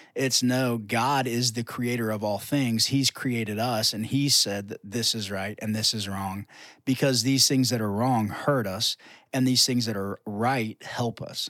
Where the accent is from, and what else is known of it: United States